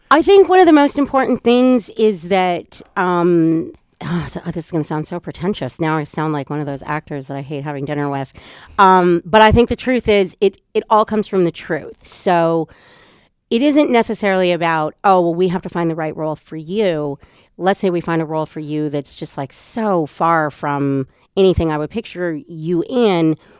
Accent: Edmonton, Alberta, Canada; I'm from Edmonton and grew up there.

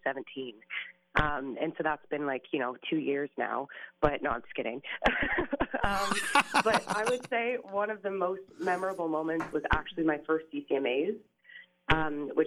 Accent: Canada; an up and coming Canadian artist

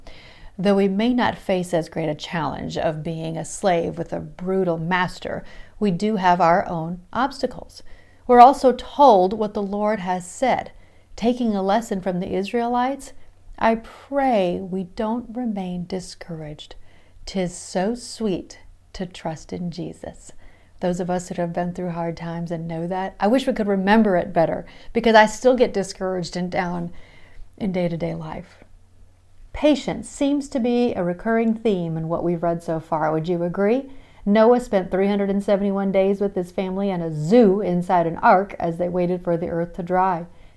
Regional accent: Midwest, United States; accent: Midwestern; I realize I sound very Midwestern in my accent when I say that word

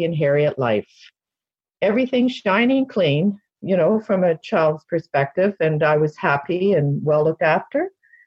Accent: Toronto, Ontario, Canada; I was born in Toronto, Canada, in 1953

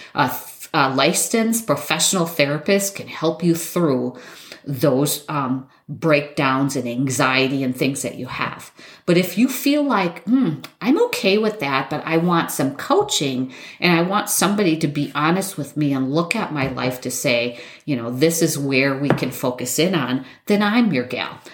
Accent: Wisconsin, United States; I'm from Wisconsin.

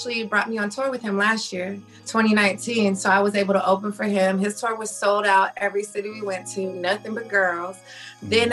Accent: Denver, Colorado, United States; also born or lived in Germany; now in Atlanta, United States; I grew up in Denver

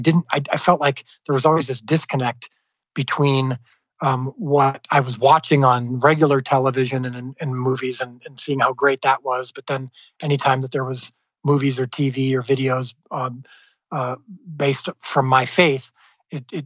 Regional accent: Midwest, United States; I grew up in the Midwest in a very strong evangelical home.

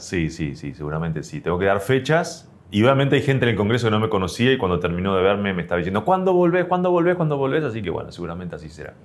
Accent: Argentina; como argentino tenemos bien esa base

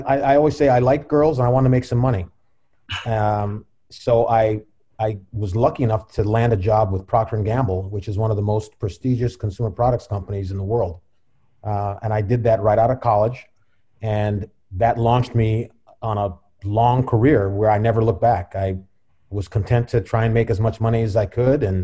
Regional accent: Cleveland Heights, Ohio, United States; also born or lived in Washington, D.C. / Los Angeles; I'm originally from Cleveland Heights

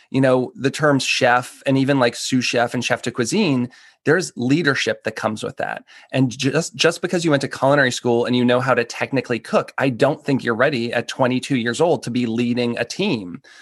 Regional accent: Boston, Massachusetts, United States; moved away as an adult; also born or lived in Seattle / Philadelphia; now in Washington, D.C., United States; I grew up outside of Boston

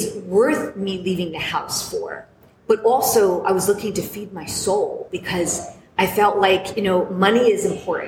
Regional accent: New York, United States; I'm looking to open a business in my hometown called the Drip Bar

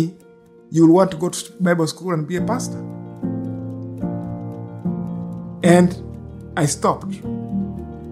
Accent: Uganda; moved away as an adult; now in Canada; Edith and I came from Uganda, fleeing conflict and bad governance. And we came to this country in 1992

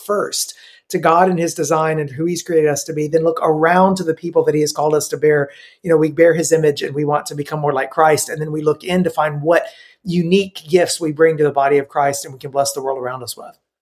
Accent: Middle Tennessee, United States; also born or lived in Romania; I grew up in uh, Middle Tennessee

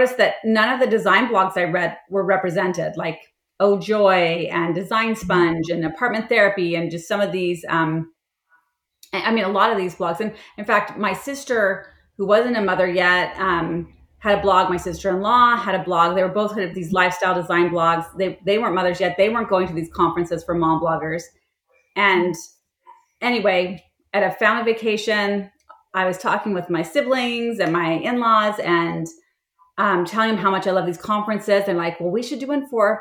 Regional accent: St. George, Utah, United States; moved away as an adult; also born or lived in California; grew up in a very conservative town called St. George, Utah. I moved there when I was 5 from California and was there until I went off to college

